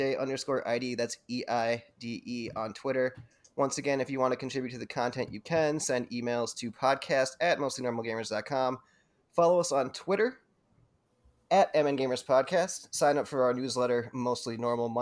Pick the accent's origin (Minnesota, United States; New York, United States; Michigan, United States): Minnesota, United States; we're from Minnesota